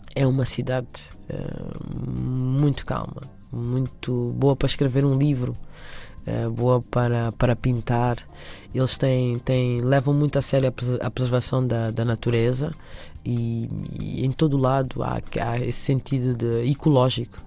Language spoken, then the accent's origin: Portuguese; Angola; now in Lusaka, Zambia; Apesar de ter nascido em Angola, eu vivo neste momento em Lusaka